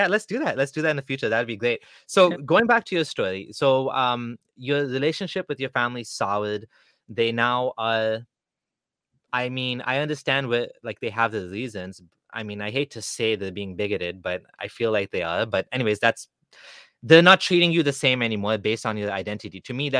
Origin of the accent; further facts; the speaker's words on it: Kenya; also born or lived in Canada; Then I would say I'm Kenyan and they would be like, you're not black.